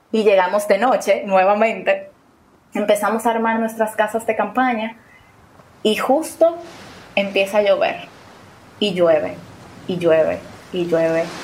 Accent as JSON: {"language": "Spanish", "country": "Dominican Republic", "said": "tengo 26"}